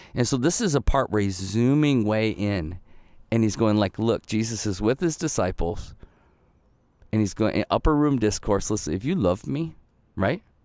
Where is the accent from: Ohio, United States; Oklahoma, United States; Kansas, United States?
Ohio, United States; also born or lived in Michigan; we moved to Ohio, I think, when I was two. So I spent my, the entirety of my childhood in Ohio.